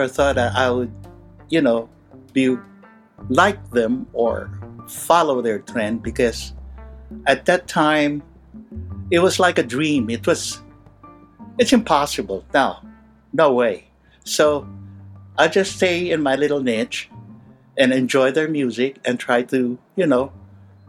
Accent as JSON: {"language": "English", "town": "Manila", "region": "Metro Manila", "country": "Philippines", "tie": "born or raised there", "said": "by the time I was 11 years old, that's when my father passed away, and I started growing up in Manila"}